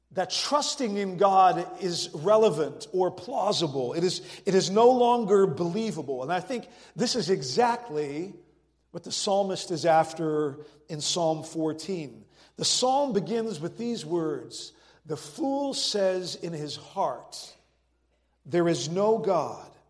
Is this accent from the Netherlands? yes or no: yes; Netherlands; moved away as an adult; also born or lived in France / California; I was born and raised in the Netherlands and went to college in France, and then for 15 years was a church planter in California.